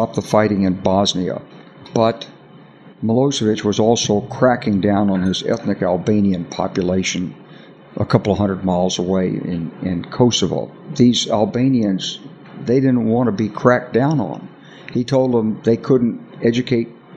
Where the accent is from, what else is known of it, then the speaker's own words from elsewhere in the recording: Arkansas, United States; I'm from Arkansas. You know, I grew up with guns.